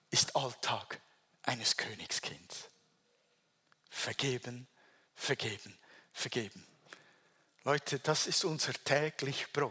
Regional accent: Switzerland; accent: Swiss German; German is a second language; ich spreche weiter Hochdeutsch, wäre einfacher Schweizerdeutsch.

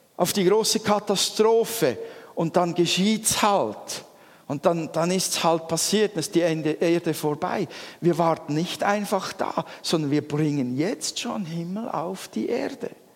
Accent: Switzerland; wir Schweizer

